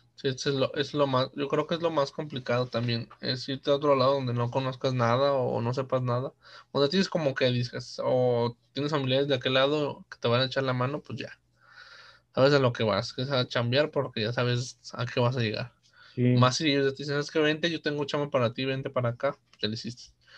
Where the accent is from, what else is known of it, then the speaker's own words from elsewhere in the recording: Mexico; somos mexicanos